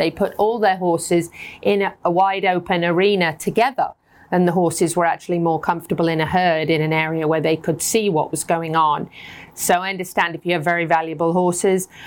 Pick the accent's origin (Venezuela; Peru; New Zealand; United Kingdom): United Kingdom; moved away as an adult; now in United States; we have lots of British words